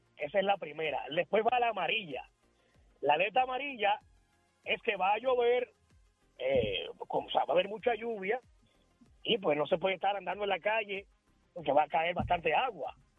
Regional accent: Puerto Rico; moved away as an adult; now in Dominican Republic; Yo me fui en el 2004 de, de Puerto Rico

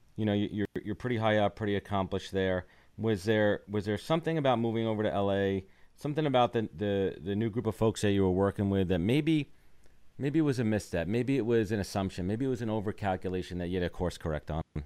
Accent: New York City, New York, United States; I'm Brooklyn born and raised

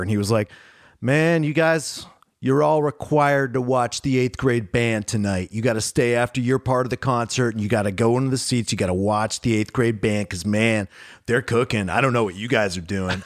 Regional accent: Pittsburgh, Pennsylvania, United States; moved away; I grew up in Pittsburgh

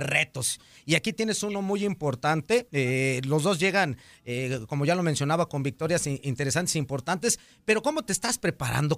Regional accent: Mexico; nosotros los mexicanos

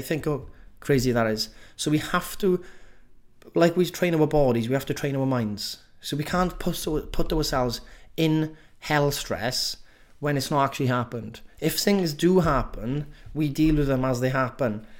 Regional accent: Welsh, Wales, United Kingdom; accent: Welsh; I'm just being too Welsh-y with saying every letter, every word

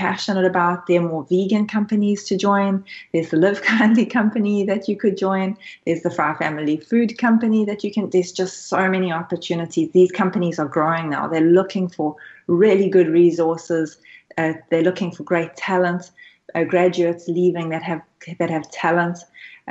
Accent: South Africa; now in Australia; I'm originally South African, so I come from Africa. So I've faced these issues growing up as well

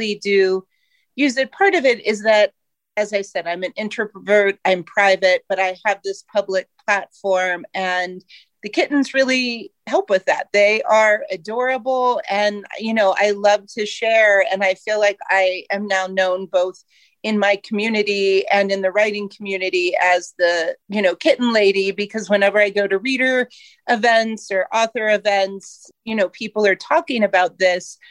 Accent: Ohio, United States; moved away as an adult; now in Colorado, United States; I was born and raised in Ohio

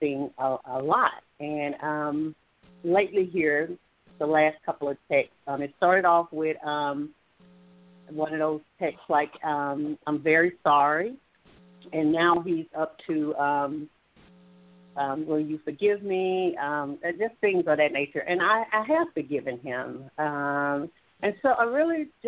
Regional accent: Alabama, United States; I'm from Alabama.

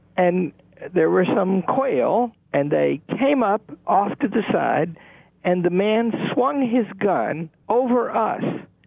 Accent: Northeast Arkansas, United States; I grew up in Northeast Arkansas

